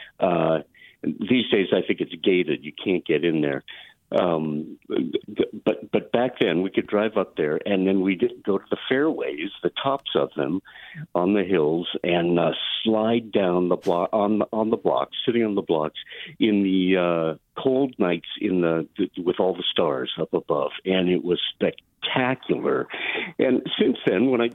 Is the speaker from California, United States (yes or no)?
yes; Pleasanton, California, United States; also born or lived in Walnut Creek; I grew up in Pleasanton.